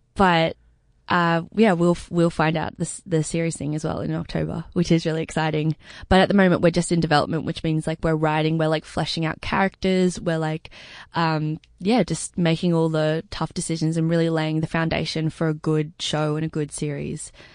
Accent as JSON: {"language": "English", "town": "Sydney", "region": "New South Wales", "country": "Australia", "tie": "born or raised there", "said": "I grew up, uh, in Crow's Nest in the North Shore of Sydney."}